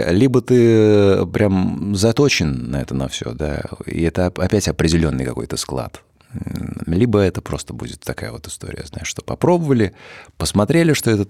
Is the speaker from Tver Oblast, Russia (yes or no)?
yes; Tver, Tver Oblast, Russia; Это природа, да, и не, несколько мест э, в городе, в моем родном, в Твери.